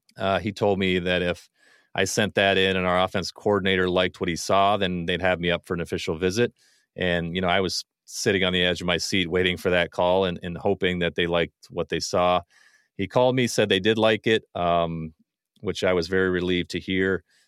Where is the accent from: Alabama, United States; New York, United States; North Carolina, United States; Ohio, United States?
Ohio, United States; moved away as an adult; also born or lived in western Pennsylvania; now in Michigan, United States; I'm originally from Ohio, I, I've got some roots, some, uh, from really my younger days in Pennsylvania, that's where my fr-, parents are from, but I, for the most part, grew up in Ohio